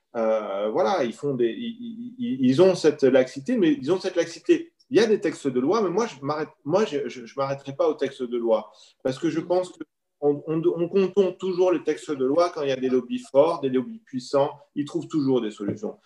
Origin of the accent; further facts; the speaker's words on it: France; chez nous en France